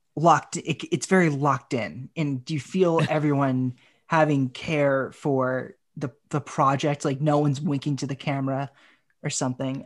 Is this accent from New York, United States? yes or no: no; Haverhill, Massachusetts, United States; my hometown of Haverhill